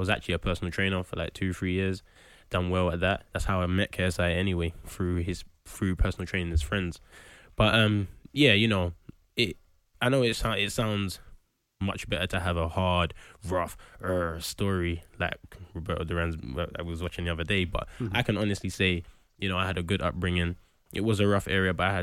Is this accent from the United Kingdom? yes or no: yes; London, United Kingdom; also born or lived in Hackney; I was born in Hackney and moved to Tottenham when I was eight years old